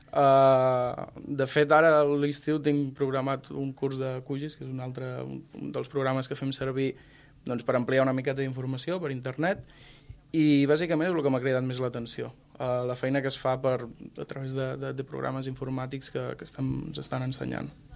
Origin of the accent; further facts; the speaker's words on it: Riudoms, Catalonia, Spain; jo soc de Riudoms, molt a prop de Vilaseca